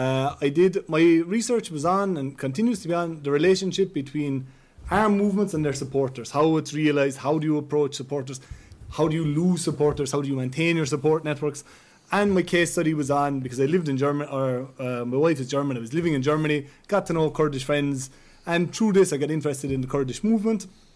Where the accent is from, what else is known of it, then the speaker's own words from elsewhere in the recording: Ireland; accent: Irish; as you can see, I sound like I'm from Ireland, I look like I'm from Ireland